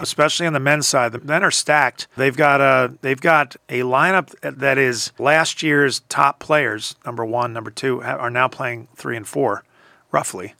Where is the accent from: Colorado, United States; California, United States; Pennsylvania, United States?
Pennsylvania, United States; Philadelphia; moved away; growing up in Philadelphia